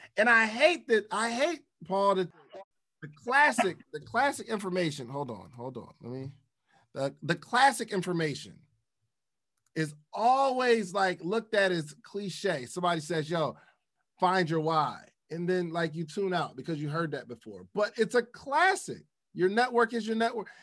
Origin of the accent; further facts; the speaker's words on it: the North, United States; I'm from the North